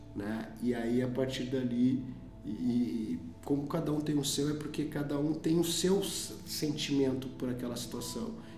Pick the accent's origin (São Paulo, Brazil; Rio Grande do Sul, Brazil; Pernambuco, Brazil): Rio Grande do Sul, Brazil; Porto Alegre; eu venho do bairro Restinga, né? Aqui é, é, um, é um bairro periférico de Porto Alegre, né? Uh, aonde lá eu, eu comecei a, a minha vida